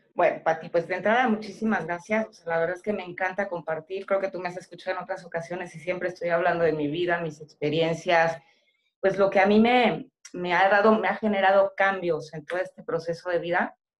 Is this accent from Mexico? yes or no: yes; State of Mexico, Mexico; moved away as an adult; now in Yucatán, Mexico; yo soy originaria del Estado de México